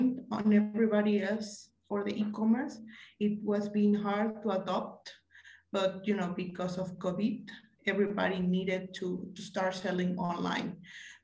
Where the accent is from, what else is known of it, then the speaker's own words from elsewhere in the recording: Guadalajara, Jalisco, Mexico; I'm from Guadalajara, Mexico